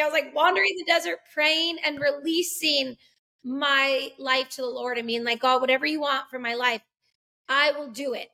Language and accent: English; Massachusetts, United States; moved away as an adult; also born or lived in Los Angeles, California / Albuquerque, New Mexico; Andrea and I actually grew up as ministers' kids in Massachusetts.